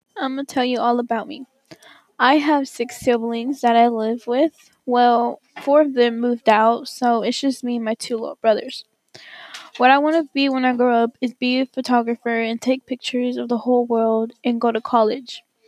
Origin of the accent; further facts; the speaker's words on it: Mexico; English is a second language; moved away; I was born in Mexico.